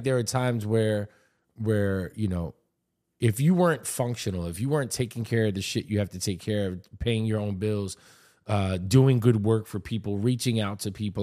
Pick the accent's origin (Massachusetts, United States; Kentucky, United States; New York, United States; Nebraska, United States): New York, United States; also born or lived in Miami; I'm born and raised in New York. Uh, my parents are Puerto Rican, Italian.